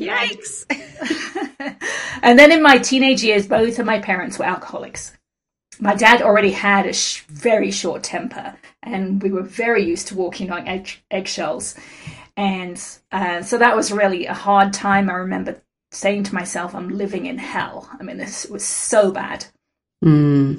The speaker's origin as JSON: {"language": "English", "region": "England", "country": "United Kingdom", "tie": "born or raised there", "moved": "as an adult", "lives_now": "United States", "said": "when I moved out to the States from England when I was 21"}